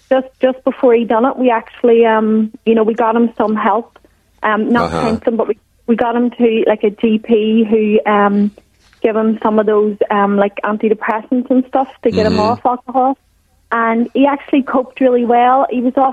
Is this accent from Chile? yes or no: no; Ireland; moved away as an adult; now in Wellington, New Zealand; I'm actually from Ireland, but I'm living in New Zealand for 6 months with my partner